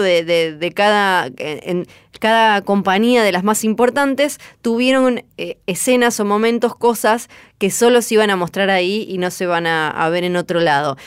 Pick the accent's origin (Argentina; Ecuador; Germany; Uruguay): Argentina; Yo soy de Argentina